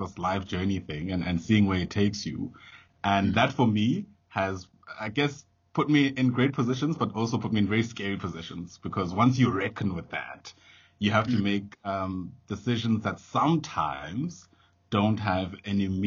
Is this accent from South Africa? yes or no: yes; Johannesburg, Gauteng, South Africa; I come from Alex